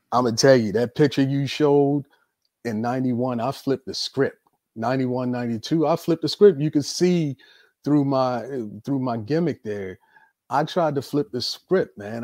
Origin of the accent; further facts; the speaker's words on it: Baltimore, Maryland, United States; I was born and raised in Baltimore, Maryland